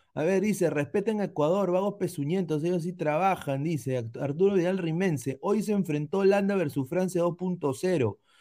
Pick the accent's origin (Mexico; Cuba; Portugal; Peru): Peru; now in United States; yo soy peruano